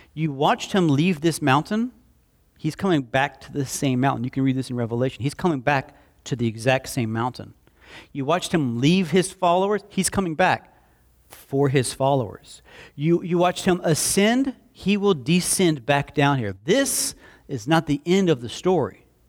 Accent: Slapout, Alabama, United States; I grew up in Slap Out, and, uh, we had, uh, a creek behind our house

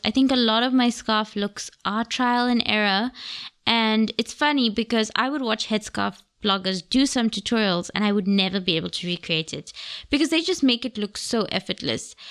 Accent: Gaborone, South-East District, Botswana; moved away as an adult; also born or lived in United Kingdom; now in Cape Town, South Africa; I was born in Gaborone, Botswana. So my nationality, I am Botswana.

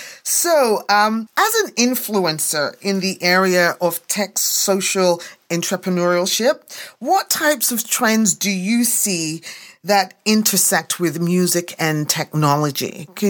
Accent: England, United Kingdom; now in Canada; you know, I came to Canada from England in 1973.

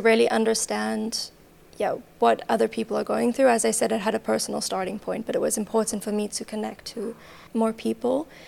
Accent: Johannesburg, Gauteng, South Africa; also born or lived in Cyprus / The Hague, Netherlands; now in Berlin, Germany; I'm originally from Johannesburg, South Africa, immigrated to Cyprus about six years ago

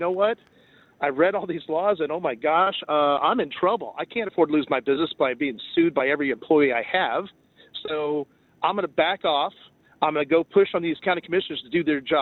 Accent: Cajun, Louisiana, United States; being a Cajun

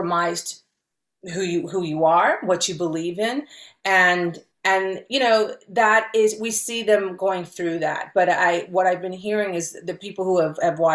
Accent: Cincinnati, Ohio, United States; first language Spanish; English is a second language; moved away as an adult; now in Los Angeles, United States; I was growing up in Ohio

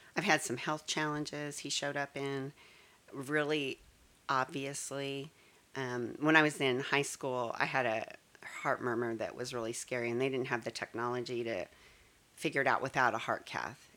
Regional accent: Colorado, United States; also born or lived in Texas; now in Frisco, Texas, United States; I was born and raised in Colorado

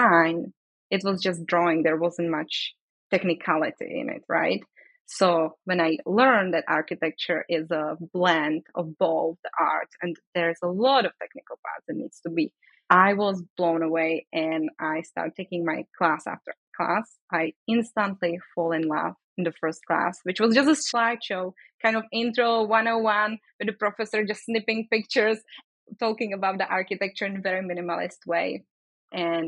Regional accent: Brno, South Moravian Region, Czechia; English is a second language; moved away as an adult; now in San Francisco, United States; So I grew up in the Czech Republic. I lived there all my life.

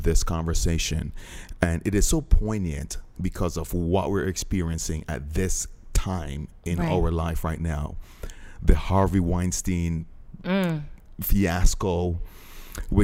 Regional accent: Jamaica; I'm Jamaican

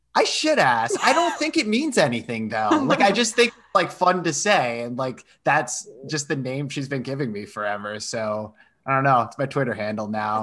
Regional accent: Rhode Island, United States; I'm from Rhode Island

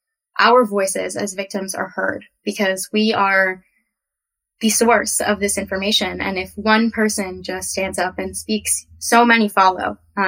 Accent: California, United States; I am from California. I've moved around quite a bit in my life

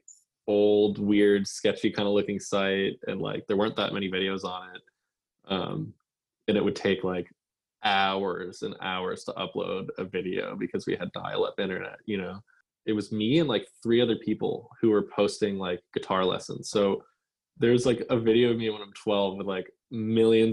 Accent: Massachusetts, United States; growing up in Massachusetts

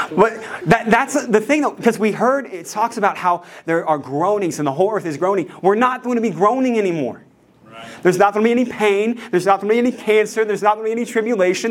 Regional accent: West Virginia, United States; I'm a redneck from West Virginia

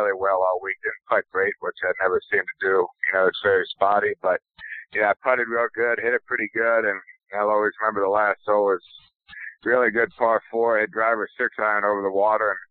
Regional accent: Florida, United States; moved away as an adult; also born or lived in Iowa; growing up in Florida

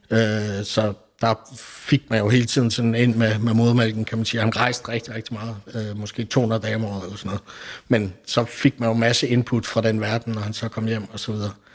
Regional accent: Billund, Southern Denmark, Denmark; jeg er oprindelig fra Billund

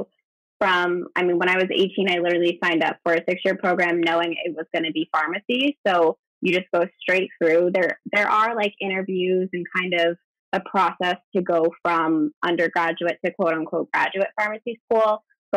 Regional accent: New Hampshire, United States; I grew up in New Hampshire

